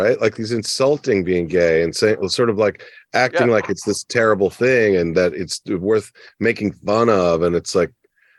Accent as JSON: {"language": "English", "region": "Oklahoma", "country": "United States", "said": "No, I'm from Oklahoma."}